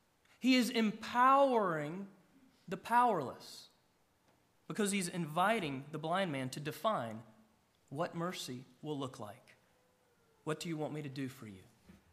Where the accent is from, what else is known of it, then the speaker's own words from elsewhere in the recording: Gainesville, Georgia, United States; I grew up about an hour northeast of Atlanta, small city, Gainesville, Georgia. It would be like referring to me from my hometown. … from Gainesville.